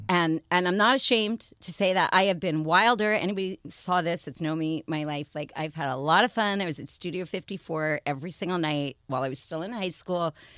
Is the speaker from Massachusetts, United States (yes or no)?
no; New York, United States; I'm from New York